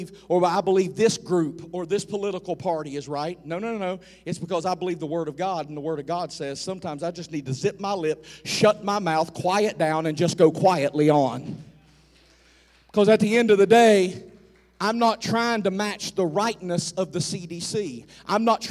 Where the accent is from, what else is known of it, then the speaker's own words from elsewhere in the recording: United States; I'm an American